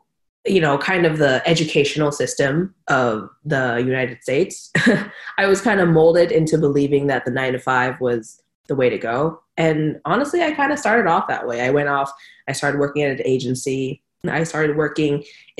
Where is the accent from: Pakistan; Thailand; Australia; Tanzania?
Thailand; Bangkok; I grew up in Bangkok, you know, hustle and bustle of Bangkok. Went to an international school there